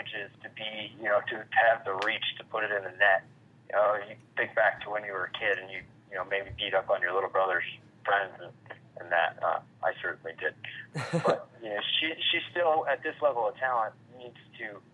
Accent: Phoenix, Arizona, United States; I am from Phoenix and grew up a Suns fan

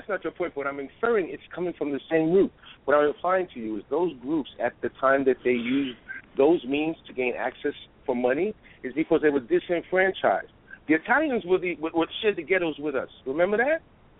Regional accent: New York, United States; I'm from Harlem.

